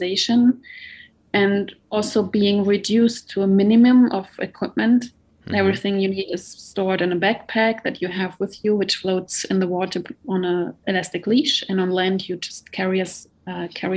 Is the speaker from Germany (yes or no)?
yes; Munich, Bavaria, Germany; also born or lived in Marseille; I'm from Munich. I'm currently living in Munich